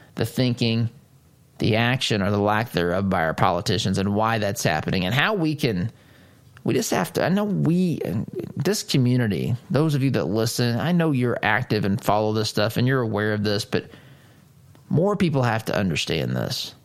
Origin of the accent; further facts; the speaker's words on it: United States; I am an American.